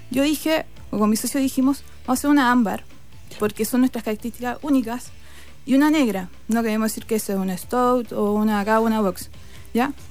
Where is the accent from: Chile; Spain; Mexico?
Chile; Iquique, Tarapacá; now in Pica, Chile; Yo nací en Iquique. Eh, mi familia vivía ahí cuando es territorio peruano. Y después me trasladé a trabajar a Pica.